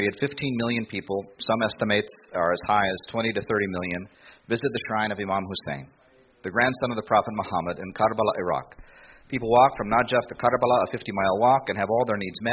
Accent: United States; I'm an American. My genealogy goes back a long way

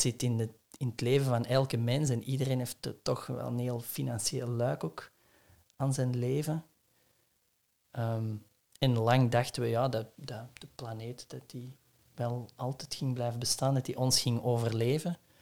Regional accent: Essen, Flanders, Belgium; het huis waar ik ben opgegroeid in Essen

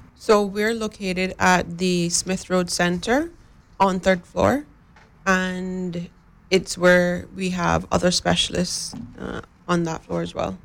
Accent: West Bay, Cayman Islands; I live in West Bay, I'm from West Bay

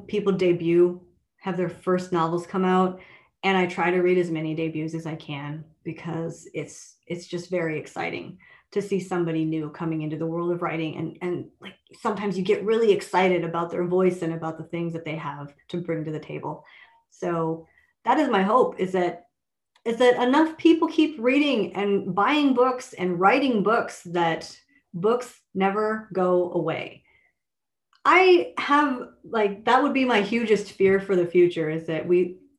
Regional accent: Minnesota, United States; I grew up in Minnesota

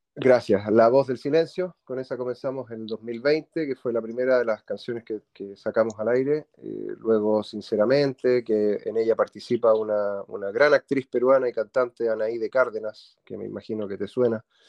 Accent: Santiago, Santiago Metropolitan Region, Chile; somos de Santiago de Chile, ambos nacidos en Santiago de Chile.

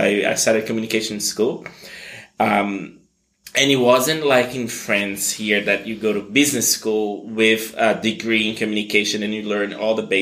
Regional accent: Brazil; also born or lived in United States; So I was born in Brazil to this very mixed family. Um, I've I have always had family in the U.S., uh, so I grew up between the two countries

